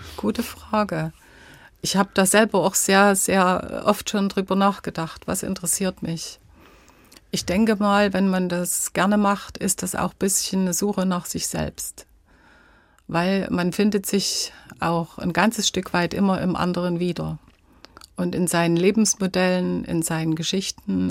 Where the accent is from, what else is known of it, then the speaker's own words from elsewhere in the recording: Döbeln, Saxony, Germany; Zu Hause fühle ich mich in unserem Haus, in meiner Heimatstadt Döbeln, in Sachsen natürlich